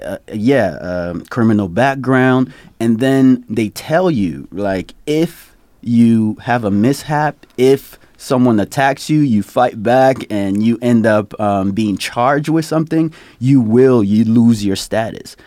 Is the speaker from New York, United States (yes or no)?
yes; New York, United States; also born or lived in Côte d'Ivoire; I'm from Cote d'Ivoire. Came to the country in 1992. Uh, my parents were fleeing political persecution, and uh, we moved to the South Bronx and uh, went to middle school, high school